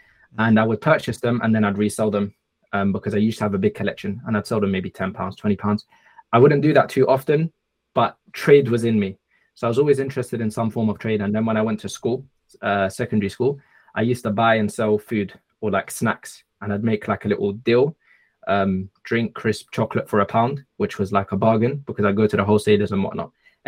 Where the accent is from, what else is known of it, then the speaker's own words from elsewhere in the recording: London, United Kingdom; I'm originally from Egypt. However, I was born and bred in the UK, London specifically. Alhamdulillah.